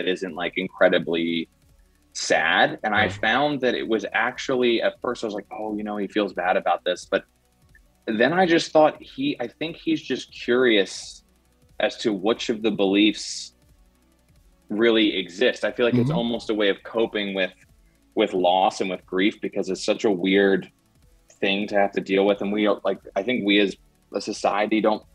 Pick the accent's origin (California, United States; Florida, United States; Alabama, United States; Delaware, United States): Delaware, United States; I'm from Delaware, and I went to college at Syracuse University